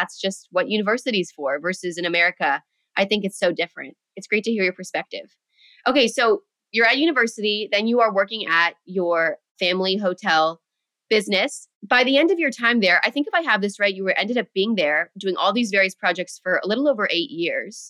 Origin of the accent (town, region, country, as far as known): United States